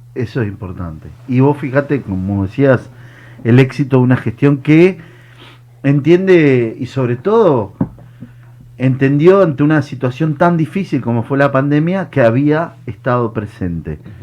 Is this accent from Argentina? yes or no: yes; Ingeniero Maschwitz, Buenos Aires, Argentina; soy vecino de Mawich, estoy ahí atrás. Bueno, mi barrio es Doña Justa.